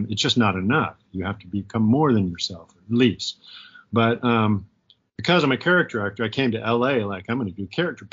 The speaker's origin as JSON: {"language": "English", "town": "Portland", "region": "Oregon", "country": "United States", "tie": "born or raised there", "also_born_or_lived": "New York / Los Angeles", "moved": "as an adult", "said": "my hometown, Portland? So we moved up here"}